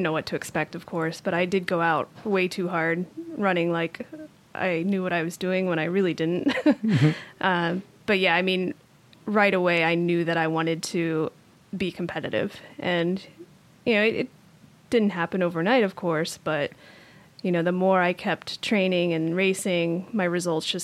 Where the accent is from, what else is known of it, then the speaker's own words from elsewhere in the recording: Syracuse, New York, United States; I'm from Syracuse, New York